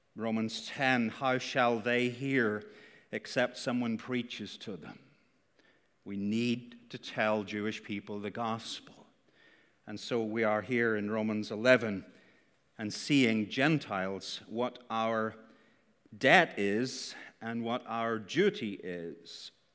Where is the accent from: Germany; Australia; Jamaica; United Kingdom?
United Kingdom; Northern Ireland; Northern Irish